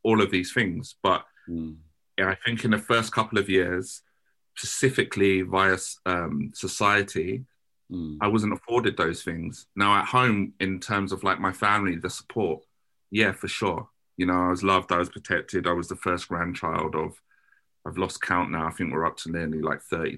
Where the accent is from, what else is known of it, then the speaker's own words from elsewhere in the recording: Croydon, London, United Kingdom; the trauma that I had to go through growing up in Croydon